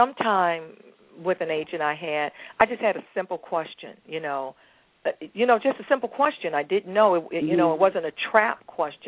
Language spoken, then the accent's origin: English; St. Louis, Missouri, United States; St. Louis, my hometown